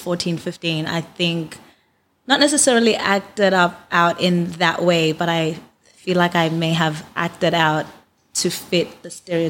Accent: Canberra, Australian Capital Territory, Australia; Like growing up in Canberra, there were like maybe three other black girls in my school.

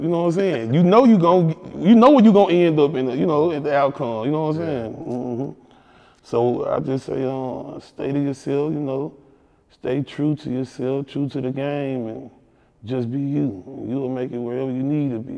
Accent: Memphis, Tennessee, United States; I'm from North Memphis

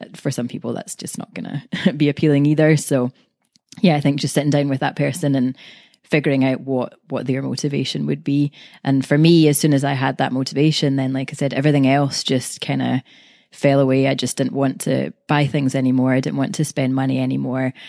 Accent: Glasgow, Scotland, United Kingdom; I'm from Glasgow, Scotland.

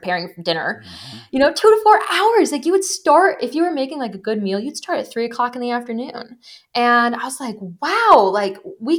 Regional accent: Wisconsin, United States; my mom is like a huge pioneer of integrative healthcare in the state I grew up in Wisconsin

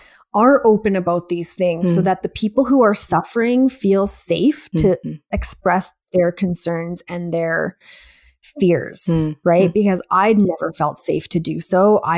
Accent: India; I'm Indian first and foremost, which there's so much closet alcoholism in our culture

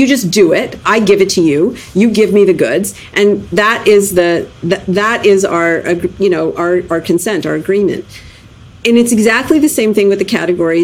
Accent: Canada; I was born in Canada

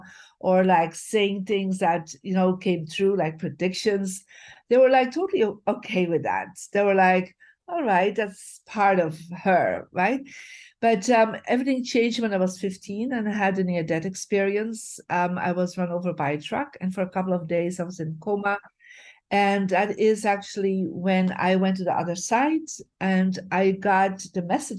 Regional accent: Bruges, Flanders, Belgium; moved away; I'm originally from Belgium, from a beautiful city called Bruges. And so my journey started living in a lower class family

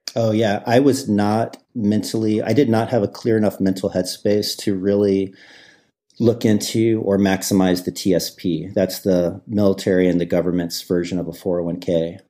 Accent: Midwest, United States; I grew up in the Midwest

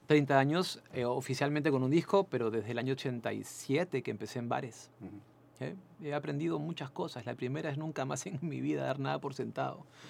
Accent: Peru; moved away as an adult; also born or lived in Chile; fueron más de 180 mil peruanos que en esa época salimos

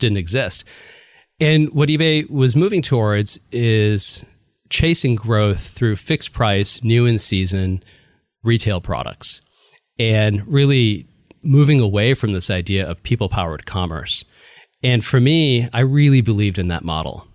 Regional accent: Chicago, Illinois, United States; now in Bay Area, United States; I was born and raised in the Chicago area

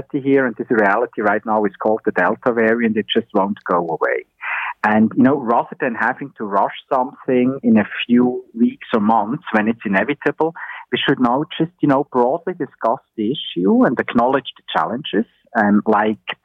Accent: Switzerland; now in Ontario, Canada; my home country, in Switzerland

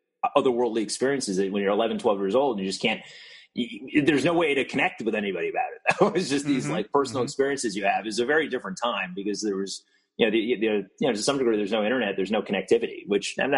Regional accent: Milwaukee, Wisconsin, United States; I grew up in Milwaukee.

